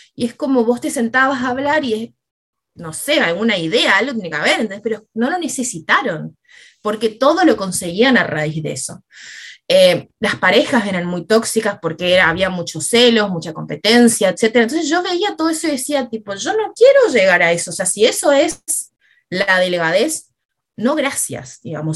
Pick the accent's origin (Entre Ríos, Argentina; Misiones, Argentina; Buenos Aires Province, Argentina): Misiones, Argentina; moved away as an adult; now in Rosario, Argentina; yo ya vivía acá en Rosario, me había venido a estudiar, yo soy de Misiones